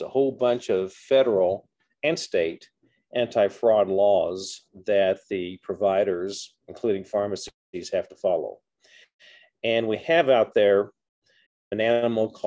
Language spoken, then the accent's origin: English; Southern Indiana, United States; moved away as an adult; also born or lived in Iowa / Tulsa, Oklahoma; now in Texas, United States; I'm a Hoosier. I grew up in Southern Indiana